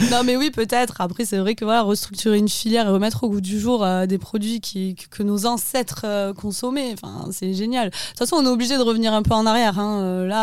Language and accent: French; Brussels, Brussels-Capital Region, Belgium; Bon, je suis de Bruxelles